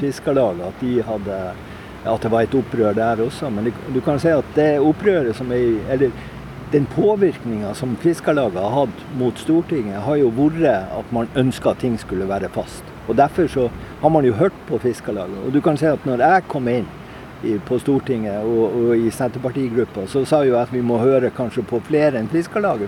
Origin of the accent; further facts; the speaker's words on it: Andenes, Nordland, Norway; also born or lived in Hasvik; now in Sørøya, Norway; Jeg er jo opprinnelig fra Andøya, fra, fra Andes